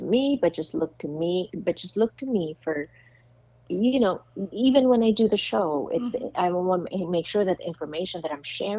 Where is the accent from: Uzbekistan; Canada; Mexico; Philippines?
Philippines; now in United States; my, I guess, impact as a Filipino